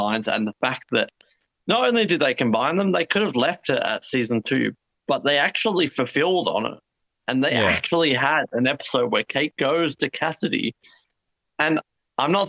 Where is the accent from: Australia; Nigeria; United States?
Australia; Tasmania; also born or lived in Daegu, Korea; we're also from Tasmania